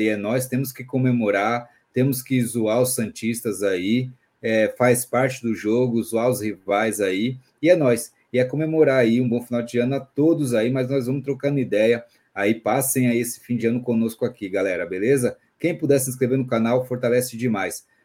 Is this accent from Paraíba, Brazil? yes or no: no; São Paulo, Brazil; sou de São Paulo, capital aqui da região de Santo Amaro, Zona Sul, Socorro